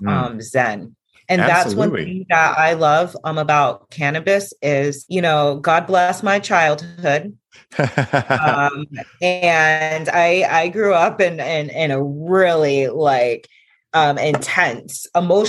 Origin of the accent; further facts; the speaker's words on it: Vermont, United States; I'm from Vermont